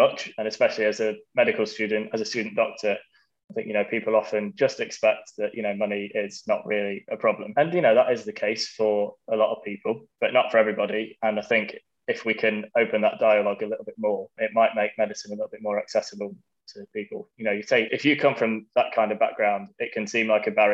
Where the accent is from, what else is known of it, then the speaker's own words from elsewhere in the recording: Nottingham, East Midlands, United Kingdom; moved away as an adult; now in Manchester, United Kingdom; I'm currently an F2 working in Manchester, but I'm from Nottingham. Originally